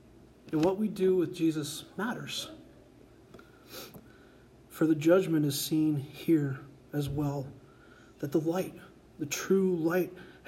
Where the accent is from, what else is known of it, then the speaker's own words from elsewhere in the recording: Colorado, United States; I've never murdered someone, and in fact, I'm from Colorado, and I use my blinker in traffic, so I'm a saint.